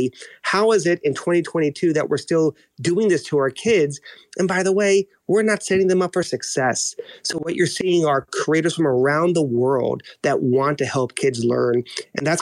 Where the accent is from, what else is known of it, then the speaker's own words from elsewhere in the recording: New York, United States; I'm Dominican, born and raised in New York, but all my family is still in Santo Domingo